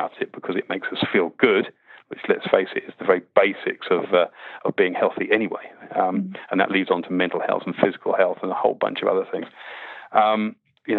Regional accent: Winnie the Pooh land, South East England, United Kingdom; I grew up, weirdly enough, I grew up in Winnie the Pooh land

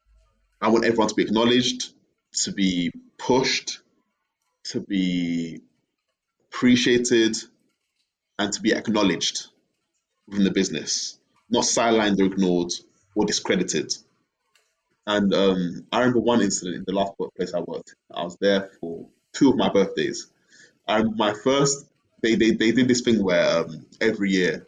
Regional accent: Bury, North West England, United Kingdom; moved away as an adult; now in Ghana; I grew up in Bury. Bury. Greater Manchester

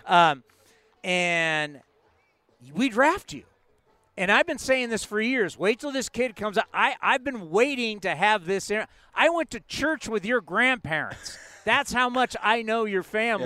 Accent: San Diego, California, United States; I grew up in San Diego

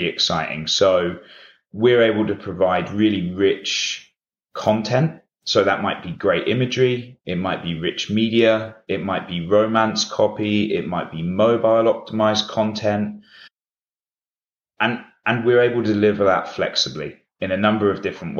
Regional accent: United Kingdom; we're headquartered in the UK, hence my accent

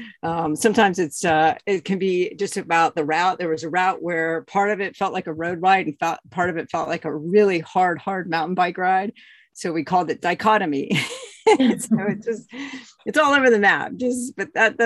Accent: Bend, Oregon, United States; my hometown is Bend, Oregon.

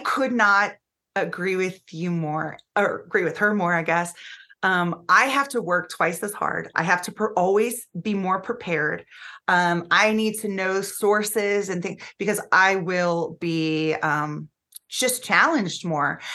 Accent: Florida, United States; the state of Florida, which is my home state

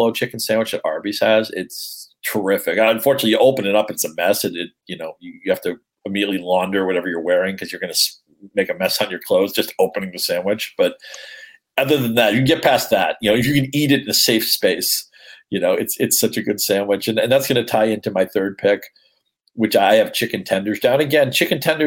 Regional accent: New England, United States; I grew up in New England

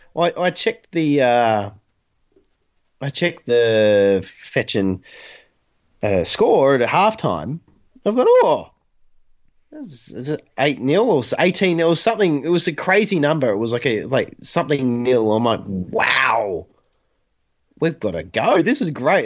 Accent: Newcastle, New South Wales, Australia; I grew up in Newcastle, which is the homeland of Newcastle Knights.

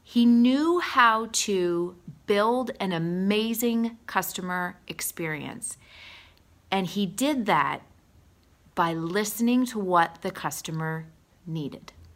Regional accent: Allentown, Pennsylvania, United States; I grew up in Allentown

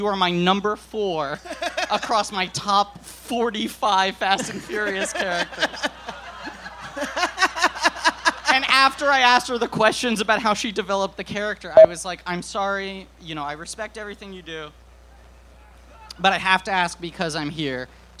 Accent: New York City, New York, United States; I grew up in New York City.

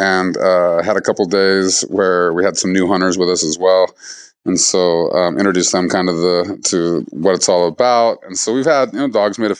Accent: Missoula, Montana, United States; also born or lived in Seattle; I'm a fifth generation Montanan. I grew up here in Missoula

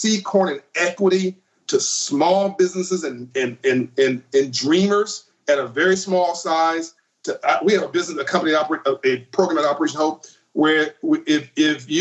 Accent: Compton, California, United States; I grew up in Compton, California.

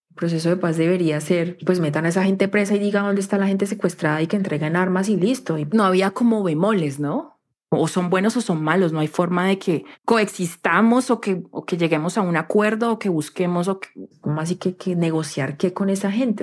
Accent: Palmira, Valle del Cauca, Colombia; en mi casa, en mi pueblito, en Palmira

